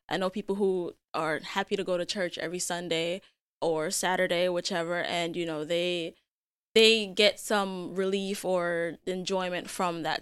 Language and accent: English; Jamaica; moved away; I was born and raised in Jamaica.